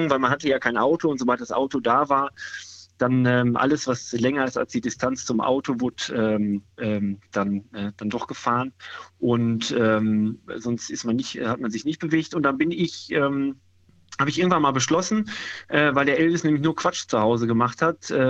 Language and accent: German; Dortmund, North Rhine-Westphalia, Germany; Ich habe ja mal Mahlzeit gesagt, ich komme aus Dortmund.